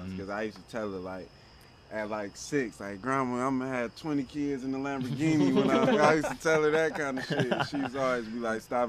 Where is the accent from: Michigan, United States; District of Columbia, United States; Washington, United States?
Michigan, United States; Detroit; I'm the artist from Detroit